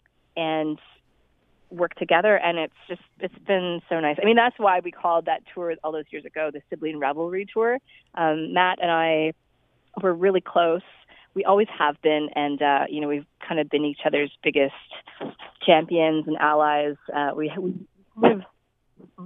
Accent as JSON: {"language": "English", "town": "Toronto", "region": "Ontario", "country": "Canada", "tie": "born or raised there", "moved": "yes", "lives_now": "Vancouver, Canada", "said": "Toronto is my hometown, so it was really fun to go back"}